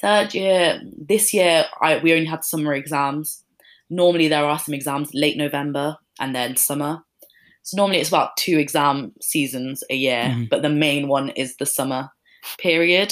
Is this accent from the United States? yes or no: no; Leeds, Yorkshire and the Humber, United Kingdom; moved away as an adult; now in Birmingham, United Kingdom; I'm from Leeds